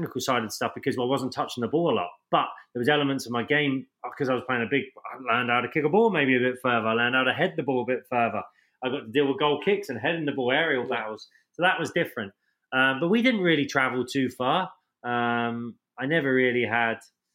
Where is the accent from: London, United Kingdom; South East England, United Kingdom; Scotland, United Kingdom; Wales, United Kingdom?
South East England, United Kingdom; Portsmouth; moved away as an adult; also born or lived in Tyler, Texas; growing up in England